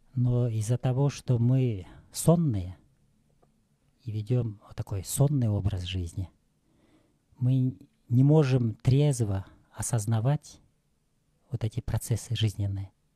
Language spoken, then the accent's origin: Russian; Talas, Talas Region, Kyrgyzstan; я родился 54 года назад – в Таласе